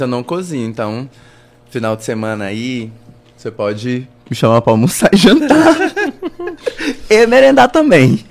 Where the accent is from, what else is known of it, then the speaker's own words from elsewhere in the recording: Tesouro, Mato Grosso, Brazil; lá na minha cidade em Tesouro